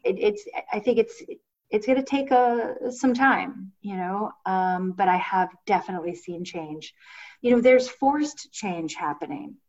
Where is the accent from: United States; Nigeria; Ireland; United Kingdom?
United States; Ohio; I'm from Ohio. We say I'm sorry